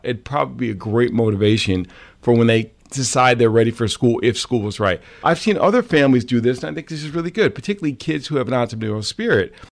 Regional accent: Croton-on-Hudson, New York, United States; I'm from Croton on the Hudson

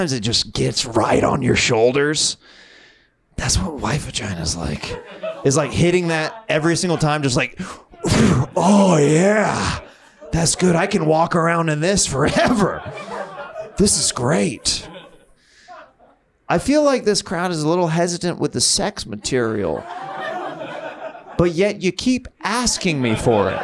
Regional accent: Kansas, United States; I grew up very religious, and I grew up in Kansas

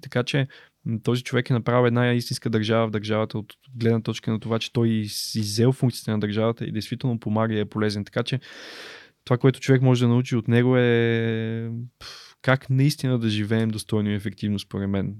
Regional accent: Bulgaria; съм българин

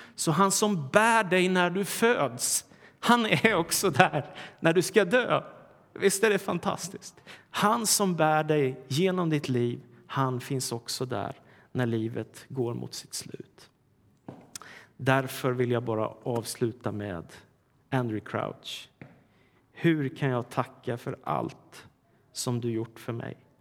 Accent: Sweden; när jag var liten i Sverige

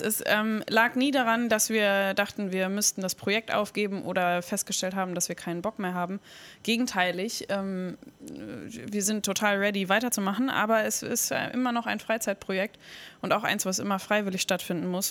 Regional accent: Bremen, Germany; Ich bin auch in Finnhof groß geworden

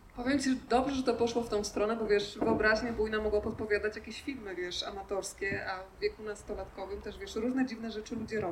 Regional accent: Podkarpacie, Subcarpathian Voivodeship, Poland; Ja akurat jestem z Podkarpacia

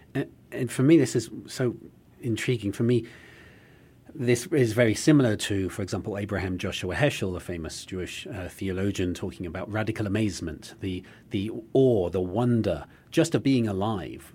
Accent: United Kingdom; now in United States; as a British person

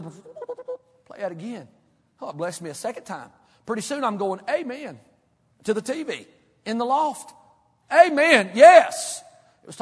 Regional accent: Kentucky, United States; Where I grew up in church in Kentucky, the little country

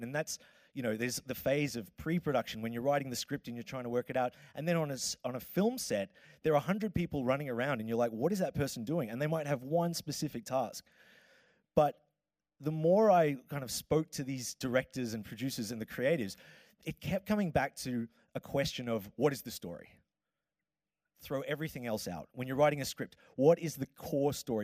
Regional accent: Melbourne, Victoria, Australia; accent: Australian; now in Copenhagen, Denmark; I am from Australia, uh, hence the accent, and I am from uh, Melbourne

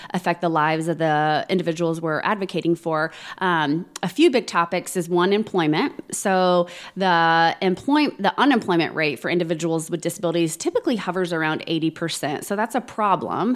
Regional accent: Plainfield, Indiana, United States; born and raised and still currently live in Plainfield

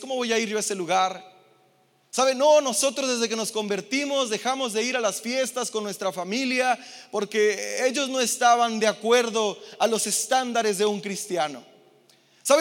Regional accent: Mexico; Yo que vengo de Infonavit Casas Chicas

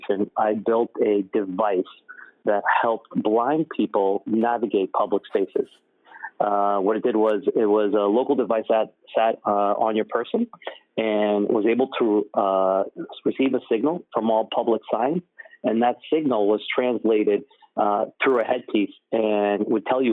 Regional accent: Somerville, Massachusetts, United States; I grew up in Somerville, first generation, typical immigrant childhood.

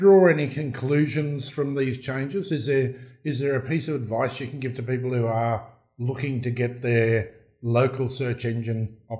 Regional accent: Australia; accent: broad Australian; in my broad Australian accent

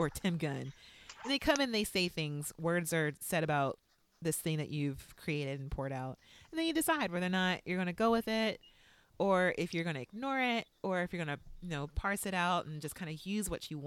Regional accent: Los Angeles, California, United States; I'm from Los Angeles

